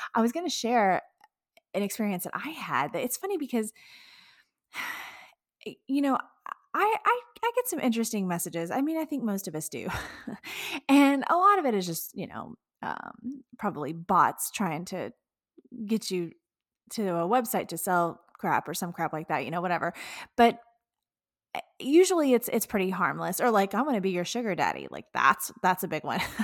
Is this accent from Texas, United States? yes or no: yes; Texas, United States; being a Texan myself